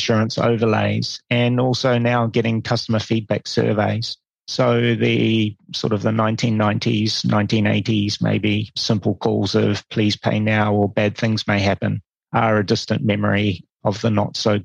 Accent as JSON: {"language": "English", "country": "New Zealand", "also_born_or_lived": "India / Hong Kong / Singapore / Malaysia", "moved": "as an adult", "said": "I'm originally from New Zealand"}